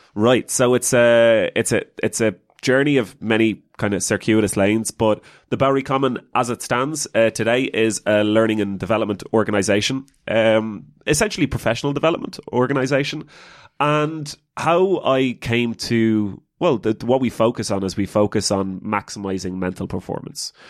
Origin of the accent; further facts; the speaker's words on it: Ireland; as an Irish person